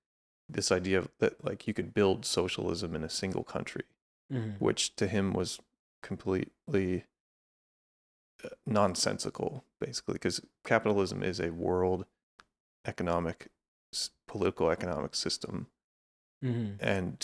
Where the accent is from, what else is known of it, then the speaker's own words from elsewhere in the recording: Pennsylvania, United States; now in Los Angeles, United States; Yeah, it was kind of in the process of turning from like a lot of Mennonite farms where I grew up to kind of sprawl of Philadelphia by the time I left.